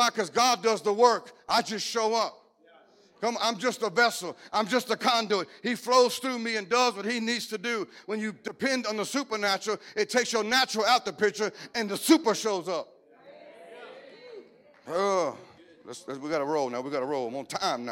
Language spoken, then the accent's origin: English; Cajun, Louisiana, United States; I'm Cajun